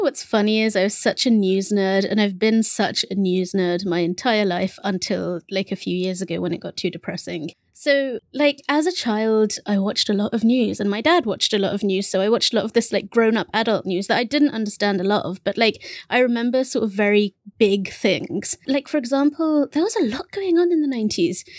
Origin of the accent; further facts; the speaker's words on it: England, United Kingdom; first language Bengali; English is a second language; I was English